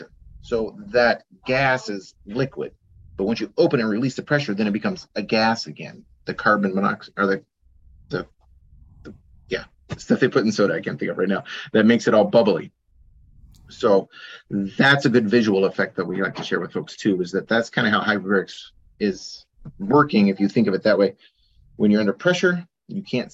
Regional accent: Junction City, Oregon, United States; I grew up in Junction City on a farm

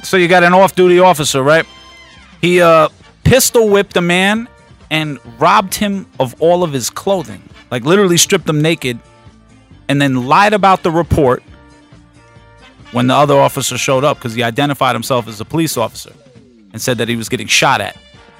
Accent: England, United Kingdom; We're English.

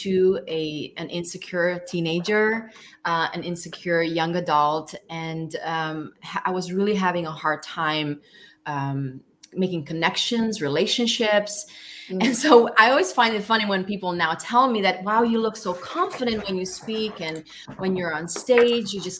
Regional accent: Romania; I was born in Romania in 1981

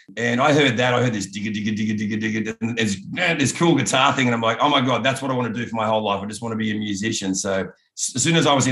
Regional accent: Kempsey, New South Wales, Australia; also born or lived in Newcastle, Australia; I was born in a small town called Kempsey.

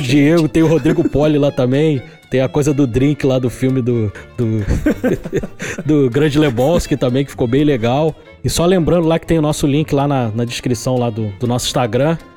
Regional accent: Rio de Janeiro, Brazil; que sou do Rio de Janeiro

